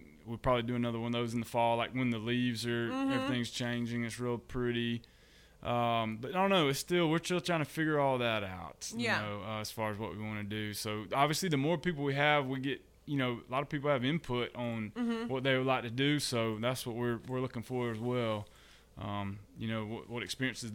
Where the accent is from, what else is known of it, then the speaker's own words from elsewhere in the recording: Dale County, Alabama, United States; also born or lived in Dothan, Alabama / Troy, Alabama; I was born and raised here in the Wiregrass area.